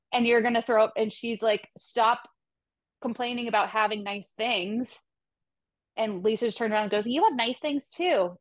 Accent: Boston, Massachusetts, United States; one Boston girl to another

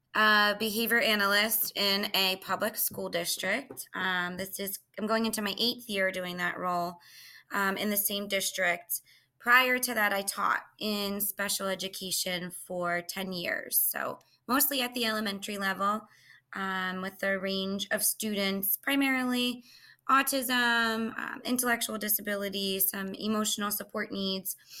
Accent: Philadelphia area, Pennsylvania, United States; born or raised there

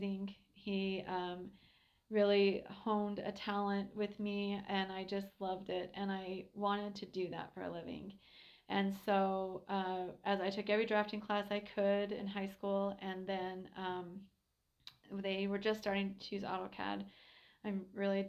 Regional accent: Helper, Utah, United States; I'm a local kid. I grew up in Helper and went to Sally Morrow, Helper Junior High, Carbon High

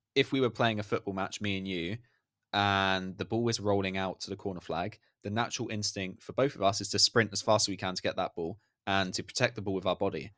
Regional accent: United Kingdom; I'm British

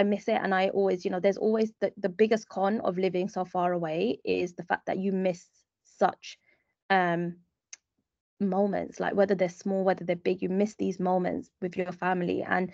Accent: London, United Kingdom; moved away as an adult; now in Dubai, United Arab Emirates; growing up in East London

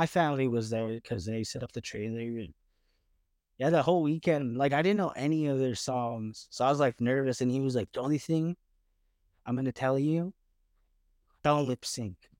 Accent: Lethbridge, Alberta, Canada; moved away as an adult; now in Vancouver, Canada; we grew up in Lethbridge

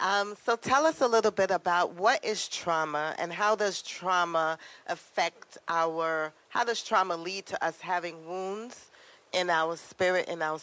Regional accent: Trinidad & Tobago; So we are both island girls right here. Yes. We're both from the beautiful island of Trinidad and Tobago.

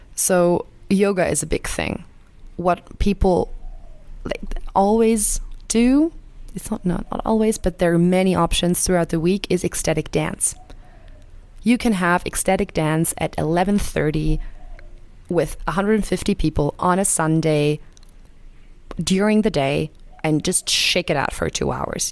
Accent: Germany; I'm from Germany

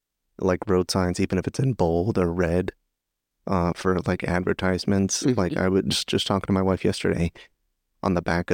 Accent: United States; moved away as an adult; now in Japan; as an American in Japan

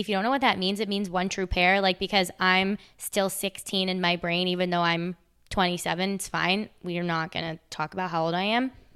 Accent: United States; also born or lived in Charlotte, North Carolina; I'm American

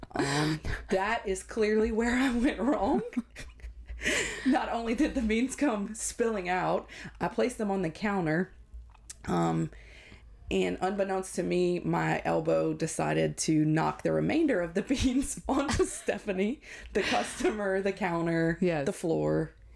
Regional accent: Ville Platte, Louisiana, United States; I was born and raised in Ville Platte, um, which is about 45 minutes north of Lafayette.

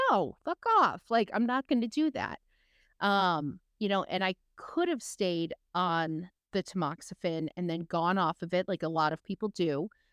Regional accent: West Michigan, United States; I grew up in West Michigan where you have a huge Dutch population

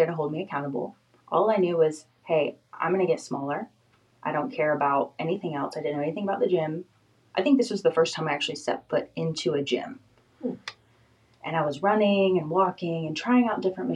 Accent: Florida, United States; moved away as an adult; I'm from Florida

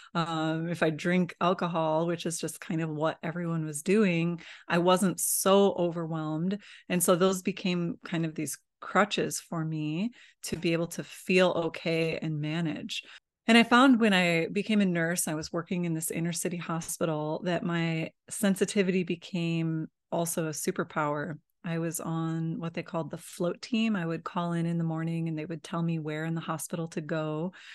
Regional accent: Midwest, United States; I grew up in the Midwest, in the United States

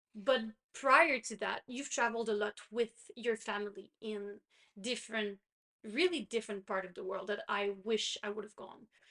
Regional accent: Quebec, Canada; first language French; English is a second language; I'm from Canada, but I'm from the French province of Canada, which is Quebec. So my first language is French

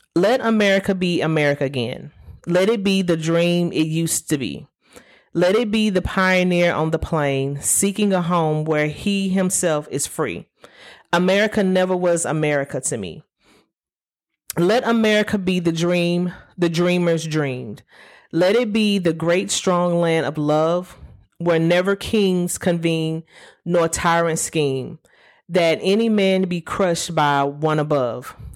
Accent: Alabama, United States; I'm from Alabama. We took Alabama history

